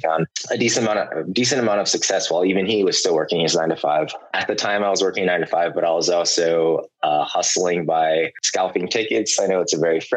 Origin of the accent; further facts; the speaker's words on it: San Francisco, California, United States; I was born and raised in the Bay Area, San Francisco more specifically.